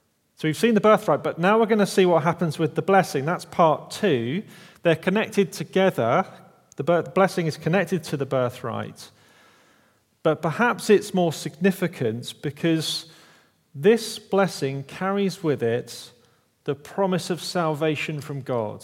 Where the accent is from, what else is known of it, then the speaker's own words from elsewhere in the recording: Kent, South East England, United Kingdom; moved away; Back where I'm from, I'm from Kent, the sort of southeast corner of England, the Garden of England